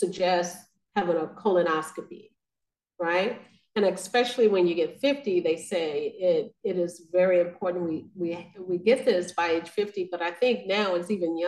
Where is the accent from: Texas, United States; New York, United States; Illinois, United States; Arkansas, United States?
Arkansas, United States; now in Kansas City, United States; I'm originally from Arkansas